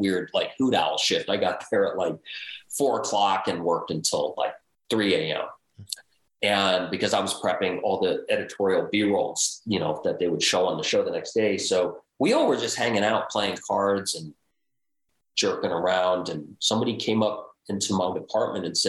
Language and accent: English; Los Angeles, California, United States; I grew up around Hollywood.